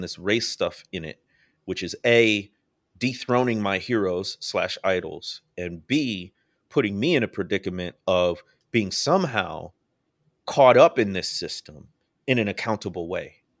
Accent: Midwest, United States; moved away; I grew up in the Midwest

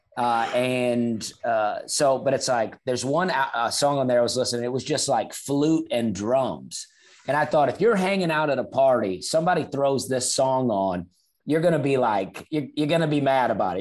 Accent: Opelika, Alabama, United States; I was born in Alabama, a town called Opelika, Alabama

